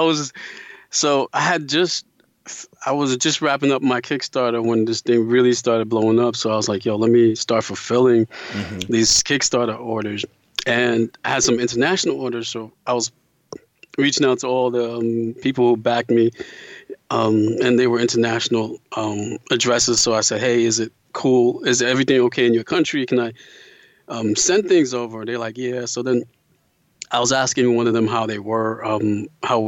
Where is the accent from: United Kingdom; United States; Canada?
United States